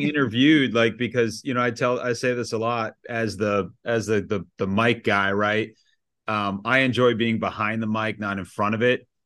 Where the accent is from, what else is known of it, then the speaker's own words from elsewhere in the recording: Shelburne Falls, Massachusetts, United States; also born or lived in Richmond, Virginia; I grew up in Western Mass, small town, ninety-nine kids in my graduating class